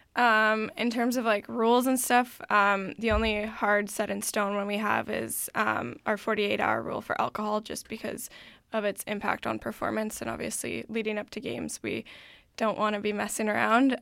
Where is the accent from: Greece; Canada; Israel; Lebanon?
Canada; Vancouver, British Columbia; I'm actually from the Point Grey campus here at U B C